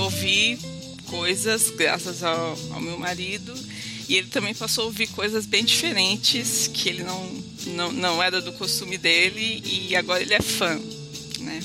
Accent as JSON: {"language": "Portuguese", "region": "São Paulo", "country": "Brazil", "moved": "yes", "lives_now": "Rio de Janeiro, Brazil", "said": "sou uma exilada morando no Rio de Janeiro, sou de São Paulo"}